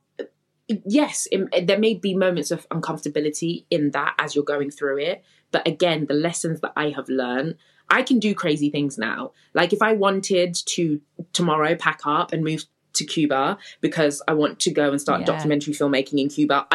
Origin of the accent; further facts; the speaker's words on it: Coventry, West Midlands, United Kingdom; also born or lived in Zimbabwe / London / Birmingham; growing up in Coventry